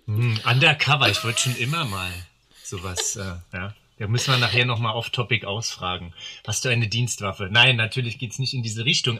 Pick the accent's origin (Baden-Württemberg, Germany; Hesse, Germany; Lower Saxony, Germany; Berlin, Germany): Berlin, Germany; ich komme aus Berlin. Äh, ursprünglich auch in Berlin geboren